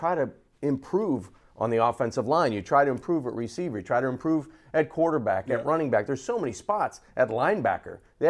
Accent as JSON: {"language": "English", "town": "Jupiter", "region": "Florida", "country": "United States", "said": "I'm from Jupiter. The Dolphins are my favorite team, but $9 million?"}